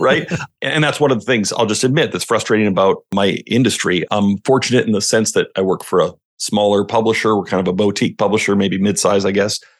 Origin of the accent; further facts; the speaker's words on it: Western Canada, Canada; also born or lived in Washington State, United States; now in Washington, United States; I'm from Western Canada. But yes, I am now just fifteen minutes north of Portland, Oregon